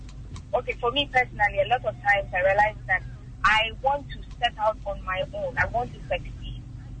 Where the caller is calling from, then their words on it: Accra, Greater Accra, Ghana; I'm calling from North Kanishi.